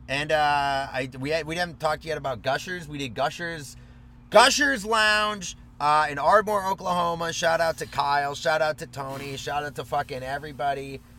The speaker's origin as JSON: {"language": "English", "country": "Germany", "moved": "yes", "said": "I was from Germany."}